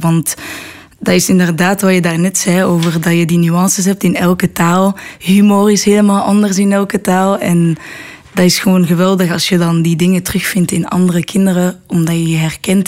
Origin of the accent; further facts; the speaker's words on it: Brussels, Brussels-Capital Region, Belgium; also born or lived in Netherlands; ik ben opgegroeid in Brussel